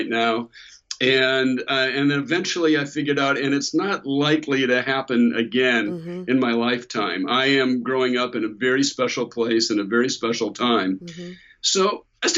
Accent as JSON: {"language": "English", "area": "Bay Area", "region": "California", "country": "United States", "tie": "born or raised there", "said": "the 60s is also the decade where I was growing up in the Bay Area"}